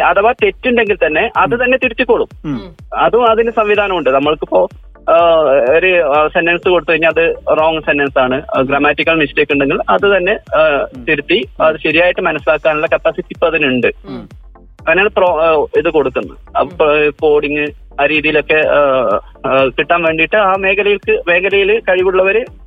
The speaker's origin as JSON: {"language": "Malayalam", "town": "Kasaragod", "region": "Kerala", "country": "India", "said": "ഞാൻ കാസർഗോഡ് സ്വദേശിയാണ്"}